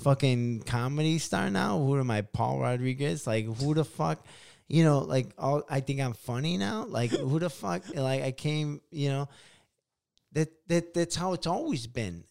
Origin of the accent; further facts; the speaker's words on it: Chicago, Illinois, United States; moved away; I stay in Chicago.